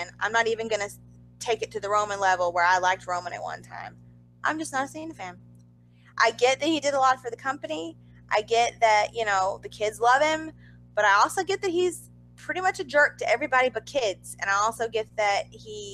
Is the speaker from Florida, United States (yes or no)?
no; Georgia, United States; I came from Georgia